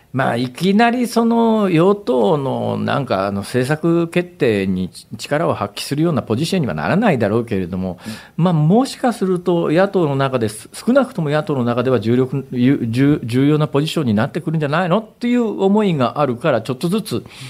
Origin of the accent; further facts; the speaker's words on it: Hirakata, Osaka, Japan; 私の地元の枚方